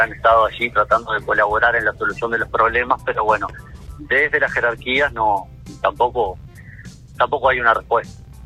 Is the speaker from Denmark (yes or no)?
no; Uruguay; somos menos uruguayos